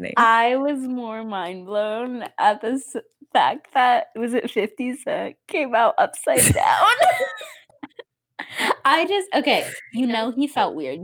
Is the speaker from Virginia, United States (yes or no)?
no; South Dakota, United States; now in Pittsburgh, United States; I'm from the Midwest